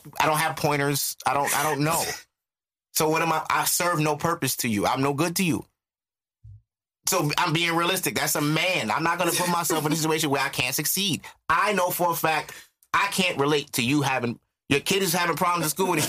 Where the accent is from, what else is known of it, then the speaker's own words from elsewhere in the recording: New York City, New York, United States; I'm from Brooklyn, too.